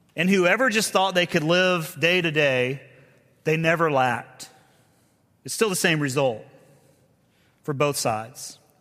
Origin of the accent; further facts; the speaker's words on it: the South, United States; we're both from the South